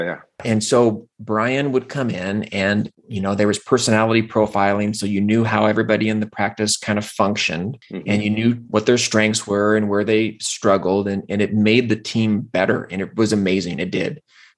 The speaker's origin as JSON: {"language": "English", "region": "Pacific Northwest", "country": "United States", "tie": "born or raised there", "said": "So I grew up in the Northwest"}